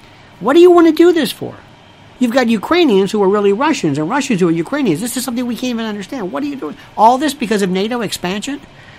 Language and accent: English; Canada; I'm Canadian. That's okay, cringe.